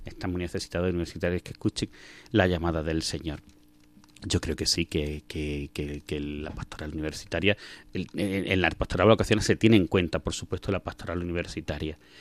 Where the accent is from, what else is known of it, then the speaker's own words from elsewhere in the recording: Belicena, Andalusia, Spain; moved away; also born or lived in Alcuéscar, Cáceres; yo soy de un pueblo de Granada que se llama Belicena y allí fue donde nací, donde viví mis primeros años, donde estudié los, años del colegio